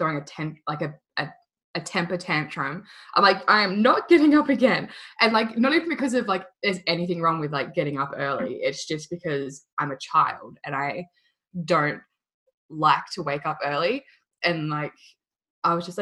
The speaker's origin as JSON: {"language": "English", "country": "Australia", "said": "I'm an Australian"}